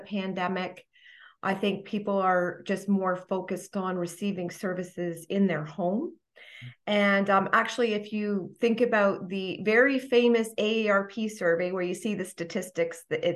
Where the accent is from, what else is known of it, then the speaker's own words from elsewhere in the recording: Toronto, Ontario, Canada; moved away as an adult; now in Franklin, United States; I'm from the Toronto area, Toronto, Ontario.